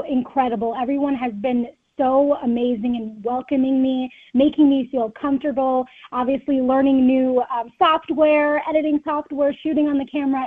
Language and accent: English; Rochester, Minnesota, United States; growing up in Rochester